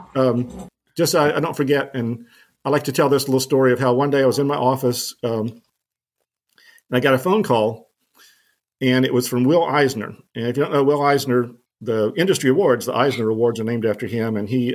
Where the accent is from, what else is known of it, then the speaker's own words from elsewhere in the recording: New Orleans, Louisiana, United States; also born or lived in Vermont; now in Arkansas, United States; I grew up in New Orleans in the in the Ninth Ward